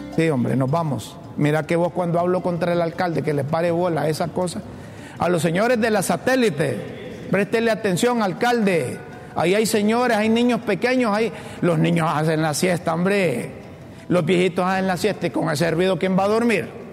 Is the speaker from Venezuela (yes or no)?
no; Honduras; Yo soy hondureño